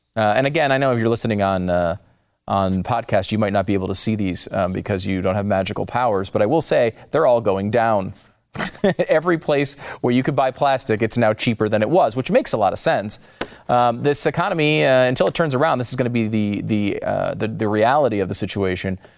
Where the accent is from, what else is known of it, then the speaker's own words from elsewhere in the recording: New York, United States; as a New Yorker. It's born in New York